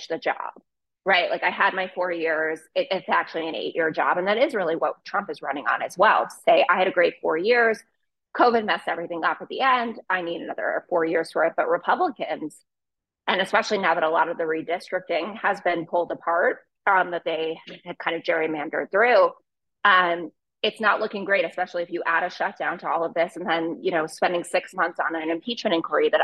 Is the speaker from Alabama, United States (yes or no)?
no; New York, United States; as a New Yorker